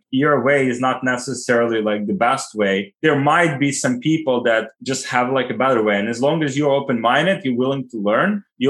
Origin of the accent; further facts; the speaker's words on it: Ukraine; English is a second language; Yeah, I was born like 1990, and Ukraine left like Soviet Union like in 1991.